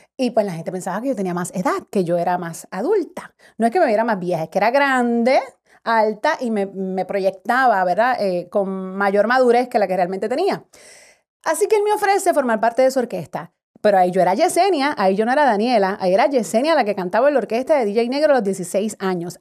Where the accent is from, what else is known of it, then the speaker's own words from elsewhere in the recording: Carolina, Puerto Rico; me crié en Carolina, Puerto Rico